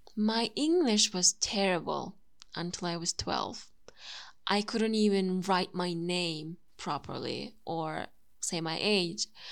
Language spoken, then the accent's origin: English; Turkey; first language Turkish; English is a second language; My native language is Turkish